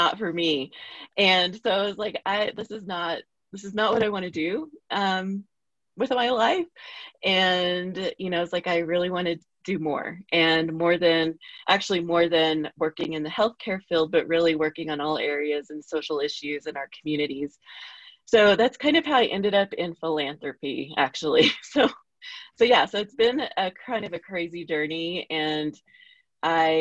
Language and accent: English; Oklahoma, United States; now in Albuquerque, United States; I'm from Oklahoma, but I live in New Mexico.